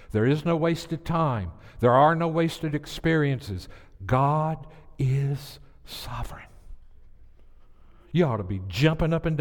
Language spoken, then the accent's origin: English; the South, United States; I'm from the South